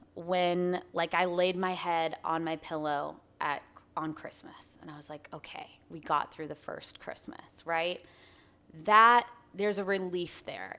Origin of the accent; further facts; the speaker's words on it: Arizona, United States; I'm twenty-six, born and raised in Arizona.